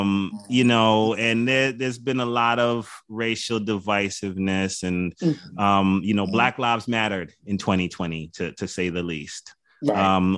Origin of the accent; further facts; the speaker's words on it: Jamaica; You know, like I'm Jamaican, so you get the right beef patty and cocoa bread.